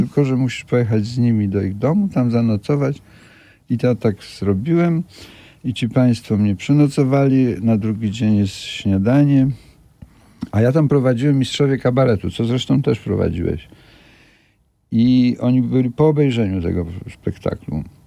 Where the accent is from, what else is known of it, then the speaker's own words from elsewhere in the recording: Kielce region, Świętokrzyskie Voivodeship, Poland; ja pochodzę z Kieleckiego